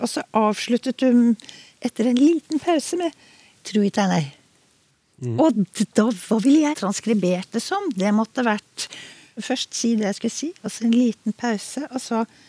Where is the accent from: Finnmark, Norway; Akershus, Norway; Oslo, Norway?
Oslo, Norway; jeg vokste jo opp eh, i Oslo